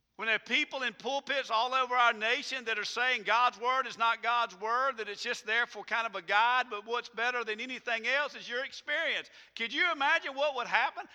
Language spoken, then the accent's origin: English; United States; I'm an American, proud to be an American.